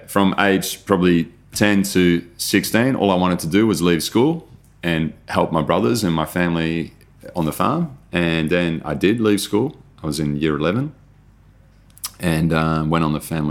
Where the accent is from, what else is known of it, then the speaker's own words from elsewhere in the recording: Netherlands; moved away; I grew up in Holland